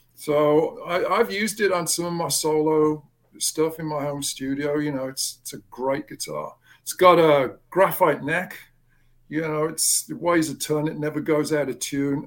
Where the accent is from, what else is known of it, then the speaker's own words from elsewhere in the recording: England, United Kingdom; moved away; I grew up in England